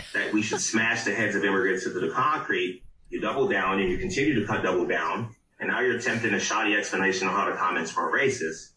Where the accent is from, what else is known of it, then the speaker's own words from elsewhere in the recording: Los Angeles, California, United States; I grew up on Watts